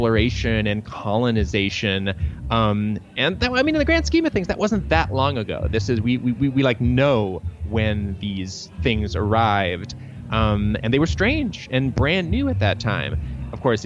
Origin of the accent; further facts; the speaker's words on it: Troy, Michigan, United States; I grew up in Troy, Michigan, you know, one of the many sort of interchangeable suburbs around Detroit